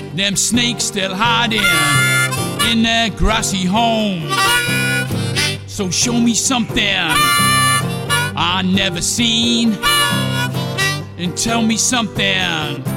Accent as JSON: {"language": "English", "town": "Newcastle upon Tyne", "region": "North East England", "country": "United Kingdom", "said": "Being a Geordie"}